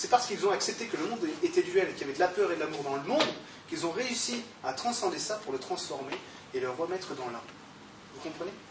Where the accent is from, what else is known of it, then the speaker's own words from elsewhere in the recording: Grand Est, France; J'étais allemand, mais je suis alsacien.